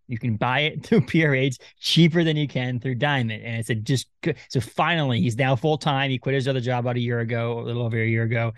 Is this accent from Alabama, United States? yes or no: no; Maine, United States; We're from Maine